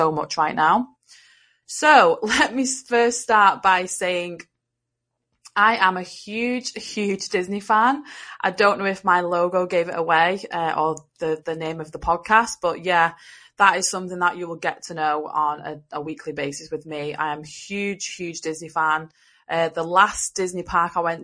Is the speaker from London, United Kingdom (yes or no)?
no; Liverpool, North West England, United Kingdom; now in Wigan, United Kingdom; I am from England and I live in the northwest of England. I was born in Liverpool and now I live in a place called Wigan.